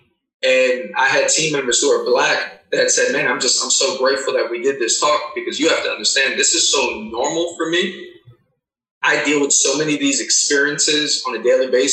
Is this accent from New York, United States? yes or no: yes; New York City, New York, United States; also born or lived in Cleveland, Tennessee; I was born and raised in Queens, New York